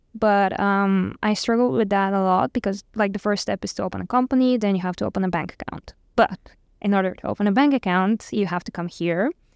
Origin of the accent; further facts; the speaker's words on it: Bulgaria; moved away as an adult; I'm from Bulgaria